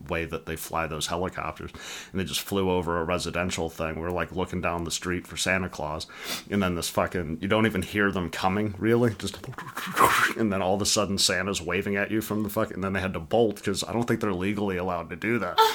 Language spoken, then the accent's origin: English; England, United Kingdom; born there; I was born in England.